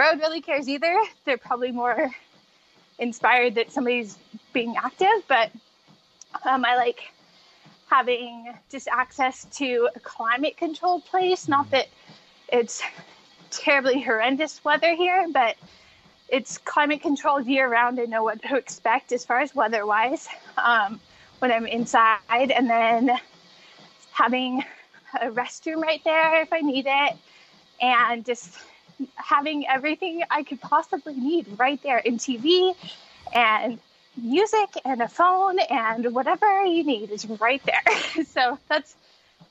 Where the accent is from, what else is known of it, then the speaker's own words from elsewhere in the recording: Spokane, Washington, United States; I am from Spokane, Washington, and I still live here now.